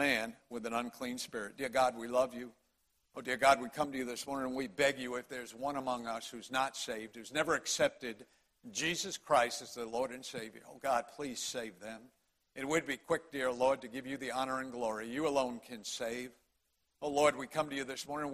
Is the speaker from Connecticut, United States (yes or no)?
yes; Connecticut, United States; accent: Connecticut; moved away as an adult; now in Greenville County, United States; I was born and raised in Connecticut, as was my wife, Debbie.